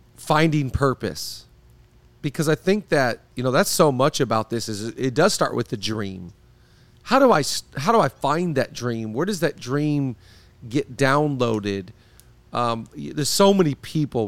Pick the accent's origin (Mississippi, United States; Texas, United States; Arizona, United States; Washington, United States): Washington, United States; Seattle; now in Los Angeles, United States; I grew up in Seattle, live in L A now